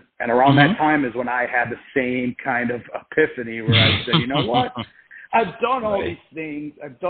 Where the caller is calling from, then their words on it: Boca Raton, Florida, United States; I'm actually calling from Boca Raton, Florida